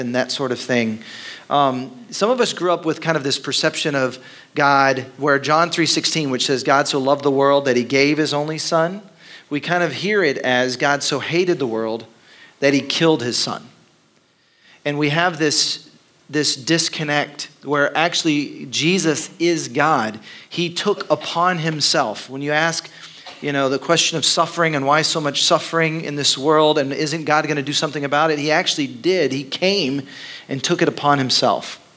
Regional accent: Dallas, Texas, United States; moved away as an adult; now in Austin, United States; I grew up in Texas, but it was Dallas, which is very different than Austin.

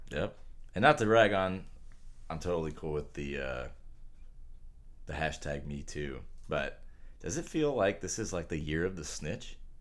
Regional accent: United States; I'm American

